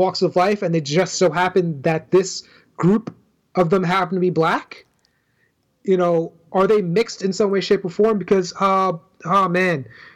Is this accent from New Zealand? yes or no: no; Trinidad & Tobago; I identify as a black male, but I'm Trinidadian